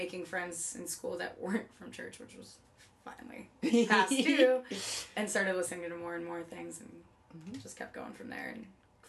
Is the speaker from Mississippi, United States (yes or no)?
no; Covington, New York, United States; moved away as an adult; now in New York City, United States; I'm from the Buffalo Rochester area, halfway between in a little cow town that nobody's ever heard of unless if you're from Western New York.